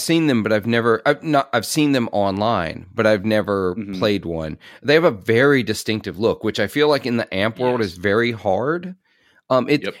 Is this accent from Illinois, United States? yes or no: no; Clarksdale, Mississippi, United States; I'm from Clarksdale, Mississippi